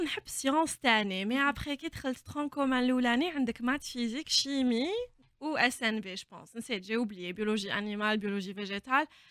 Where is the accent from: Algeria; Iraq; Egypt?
Algeria; moved away as an adult; now in Ireland; حنا عندنا في الجزائر